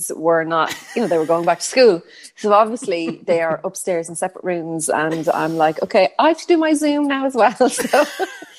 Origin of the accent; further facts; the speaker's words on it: Newbridge, County Kildare, Ireland; I'm originally from Newbridge in Kildare. That's where I grew up.